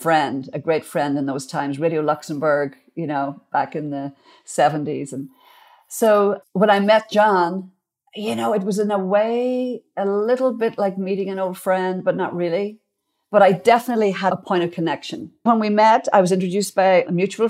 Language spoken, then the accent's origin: English; Ardara, Ulster, Ireland; accent: Irish; moved away as an adult; also born or lived in Dublin, Ireland; now in Nashville, United States; I grew up in Ardrah, County Donegal, which is in the northwest of Ireland